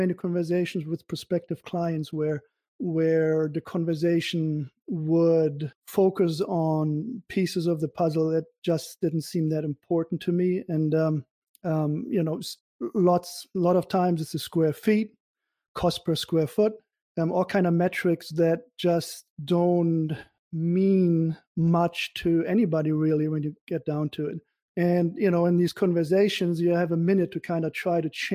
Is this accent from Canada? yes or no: no; Germany; now in United States; I'm from Germany originally.